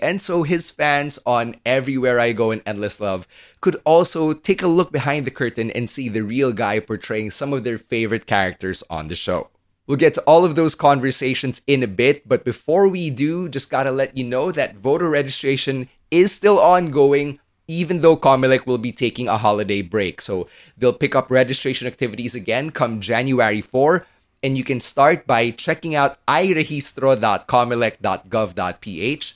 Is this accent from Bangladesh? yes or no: no; Philippines; Chinese Filipino like me